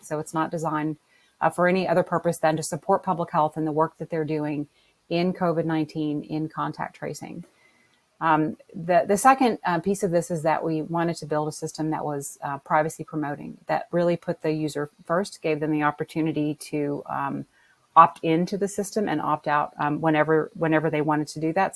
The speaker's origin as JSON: {"language": "English", "town": "New Orleans", "region": "Louisiana", "country": "United States", "tie": "born or raised there", "said": "my hometown of New Orleans"}